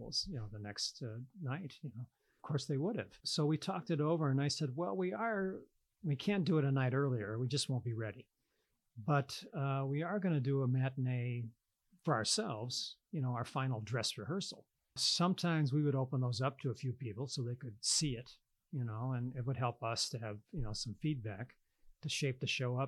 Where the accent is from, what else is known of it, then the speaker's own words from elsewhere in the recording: Rockford, Illinois, United States; moved away; I miss my hometown